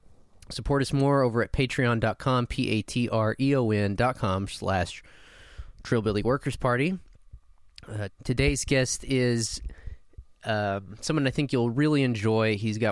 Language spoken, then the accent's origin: English; New Mexico, United States; So I'm from New Mexico, and we always grew up hearing about them.